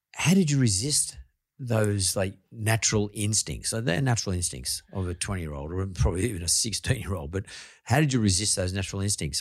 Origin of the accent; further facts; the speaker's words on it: Sydney, New South Wales, Australia; me growing up in Punch Bowl